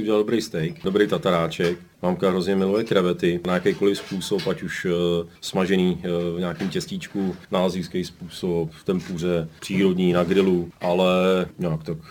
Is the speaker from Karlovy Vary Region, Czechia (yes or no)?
no; Liberec, Liberec Region, Czechia; moved away; also born or lived in Austria; jsem se tam narodil a to město mám hrozně rád a vždycky se tam rád vracím